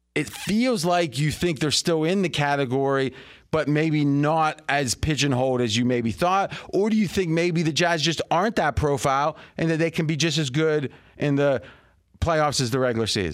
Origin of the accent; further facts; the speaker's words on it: Ohio, United States; we grew up in Ohio